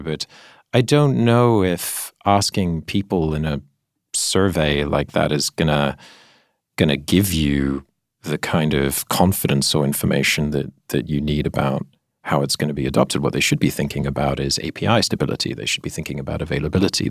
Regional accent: Singapore; I grew up in Singapore

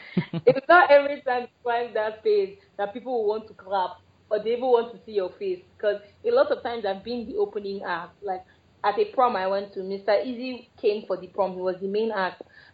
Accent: Lagos, Nigeria; born there; now in Abuja, Nigeria; Which is actually funny because I was born in Lagos. I'm a Lagosian by birth.

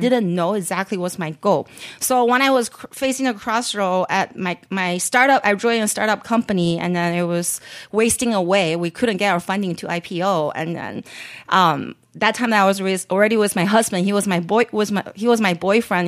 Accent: Beijing, China; moved away; also born or lived in San Francisco Bay Area; growing up in Beijing

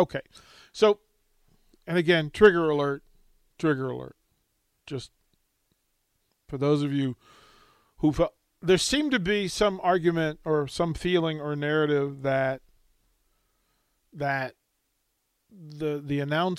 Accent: Texas, United States; I grew up in Texas.

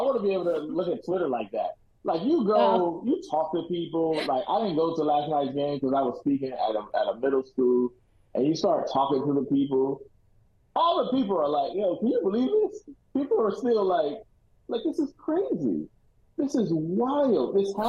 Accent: Oakland, California, United States; I'm from Oakland.

